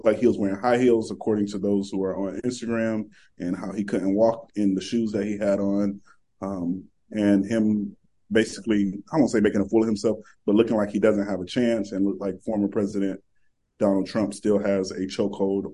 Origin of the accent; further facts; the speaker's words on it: Winter Haven, Florida, United States; my hometown of Winter Haven